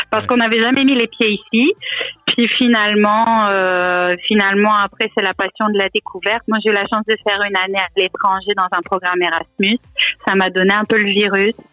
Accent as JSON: {"language": "French", "country": "France", "accent": "French", "lives_now": "Canada", "said": "j'ai toujours un bel accent bien français. mais pour les Français, il semblerait que j'ai un accent euh, canadien qui s'installe."}